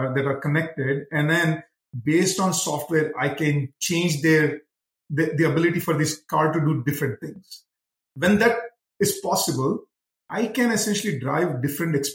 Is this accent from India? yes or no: yes; India; moved away as an adult; now in Detroit area, United States; And I grew up in India, which was like the 1980s India.